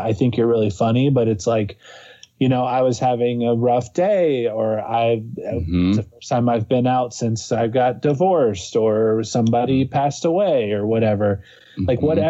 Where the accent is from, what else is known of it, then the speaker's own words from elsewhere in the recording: Cincinnati, Ohio, United States; also born or lived in Los Angeles; I'm from Cincinnati. Like I just have this hometown pride